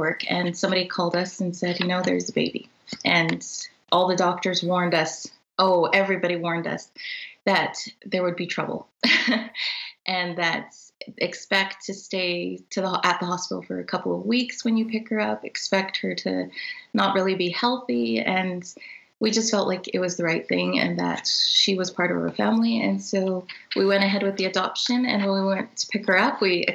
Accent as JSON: {"language": "English", "country": "Canada", "said": "So we are all Canadian"}